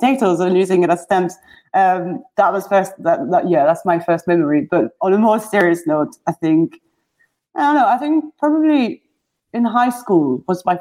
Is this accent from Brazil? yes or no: no; Brussels, Brussels-Capital Region, Belgium; moved away as an adult; also born or lived in Amsterdam / San Francisco; now in London, United Kingdom; I am from Brussels originally in Belgium. Grew up there, studied there, then moved to Amsterdam to continue studies in design